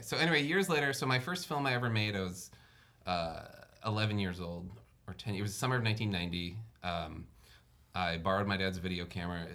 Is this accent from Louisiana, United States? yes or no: yes; New Orleans, Louisiana, United States; I grew up in New Orleans